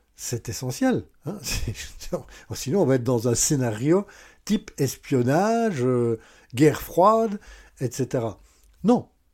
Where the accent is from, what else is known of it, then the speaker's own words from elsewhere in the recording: Belgium; Oui, je suis belge